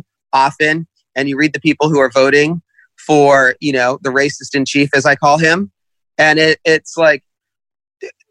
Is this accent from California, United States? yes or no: yes; Los Angeles, California, United States; I grew up, you know, Jewish in the San Fernando Valley